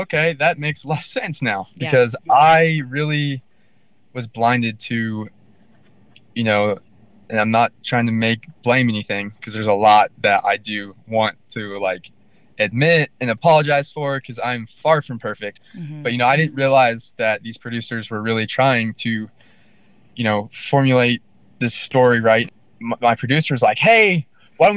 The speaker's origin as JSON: {"language": "English", "region": "Florida", "country": "United States", "said": "we're both from Florida"}